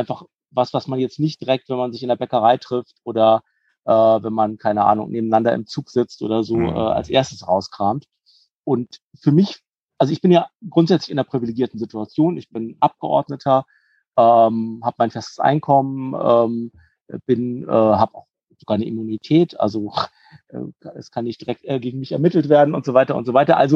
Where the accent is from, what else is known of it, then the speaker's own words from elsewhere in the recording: North Rhine-Westphalia, Germany; born there; now in Cologne, Germany; komme eigentlich gebürtig aus der Heimat von Mike, also aus dem Kreis Herford, habe dann einige Jahre in Münster studiert und lebe jetzt aber schon seit über 20 Jahren im schönen Köln.